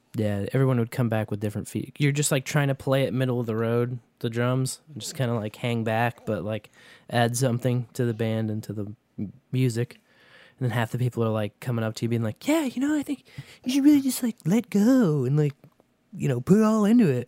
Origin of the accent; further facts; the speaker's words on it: Kearney, Missouri, United States; Carney, that's my hometown